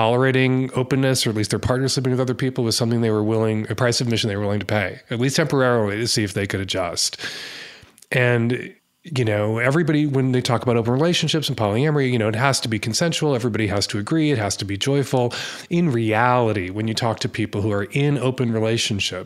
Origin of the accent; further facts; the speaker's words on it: United States; as an American